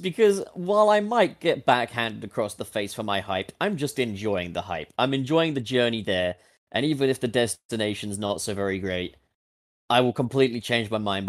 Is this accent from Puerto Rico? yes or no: no; United Kingdom; I'm British.